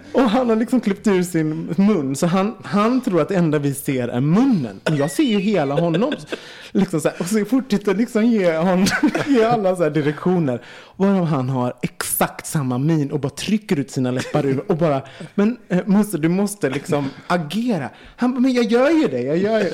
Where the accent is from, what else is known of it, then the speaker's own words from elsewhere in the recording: Gothenburg, Västra Götaland, Sweden; som liten i Göteborg